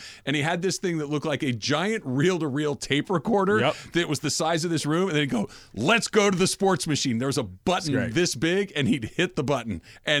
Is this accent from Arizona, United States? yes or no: yes; Phoenix, Arizona, United States; now in Los Angeles, United States; I grew up in Phoenix for a period of time